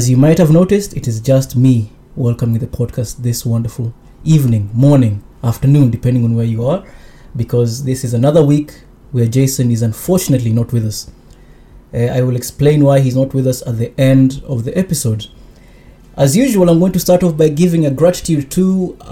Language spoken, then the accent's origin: English; Osaka, Japan; we're from Osaka